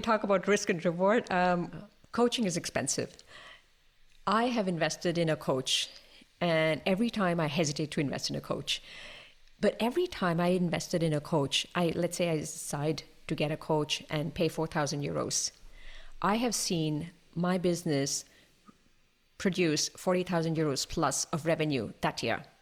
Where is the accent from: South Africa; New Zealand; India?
India; now in Toulouse, France; I'm Indian. I live in France, in Toulouse, in the southwest of France.